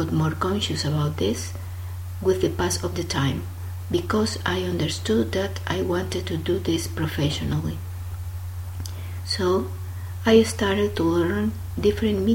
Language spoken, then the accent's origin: English; El Salvador; I am from El Salvador, which is a very small and beautiful country in Central America.